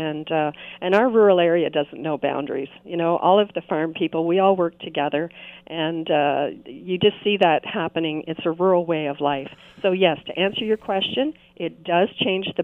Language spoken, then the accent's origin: English; Greensville, Ontario, Canada; I grew up in Greensville.